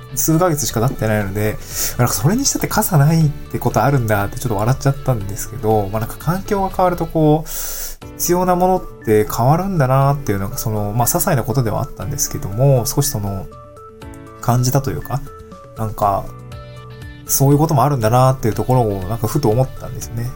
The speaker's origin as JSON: {"language": "Japanese", "region": "Niigata", "country": "Japan", "tie": "born or raised there", "also_born_or_lived": "Tokyo", "moved": "yes", "lives_now": "Awaji Island, Japan", "said": "私の地元の新潟県"}